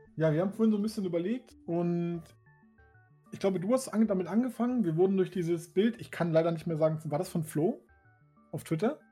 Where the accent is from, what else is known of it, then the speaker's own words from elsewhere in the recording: Hamburg, Germany; also born or lived in Switzerland; ich bin in Hamburg geboren, habe irgendwann zwischendurch äh, kurz ein halbes, dreiviertel Jahr in der Schweiz gewohnt und dann wieder nach Hamburg. Aber außer diese kleine Pause durchgehend in Hamburg